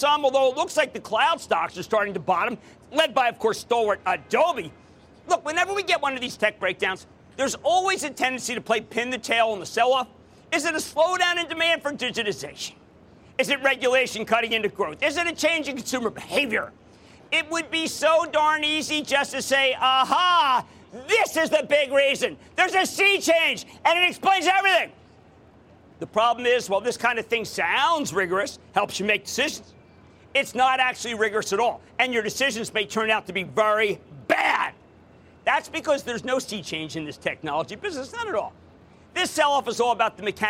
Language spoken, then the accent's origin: English; Philadelphia, Pennsylvania, United States; moved away; Coming to you from my hometown, the hometown of the Super Bowl champs, the hometown of the Philadelphia Eagles!